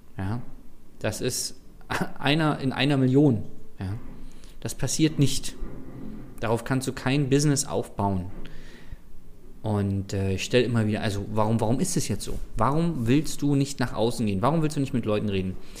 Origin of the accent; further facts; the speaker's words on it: Berlin, Germany; als Berliner